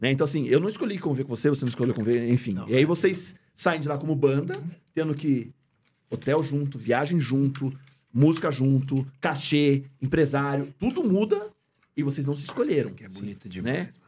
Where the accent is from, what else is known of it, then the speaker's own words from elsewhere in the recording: Bragança Paulista, São Paulo, Brazil; É da minha terra, você sabe que eu sou de Bragança Paulista.